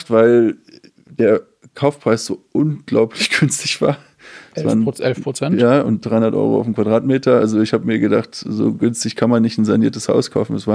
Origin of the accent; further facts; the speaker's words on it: Berlin, Germany; Als Berliner denkt man 40 Minuten, ist doch Speckgürtel